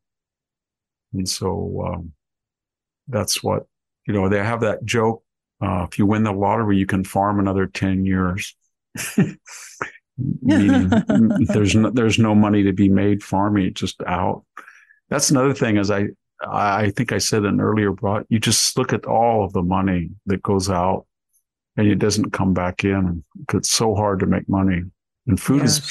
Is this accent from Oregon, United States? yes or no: no; Selma, California, United States; also born or lived in Greece / Palo Alto / Santa Cruz; I'm from Selma right here